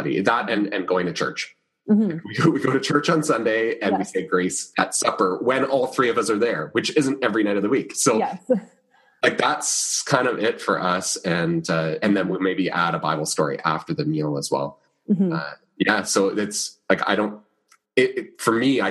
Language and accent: English; Canada; We're both Canadian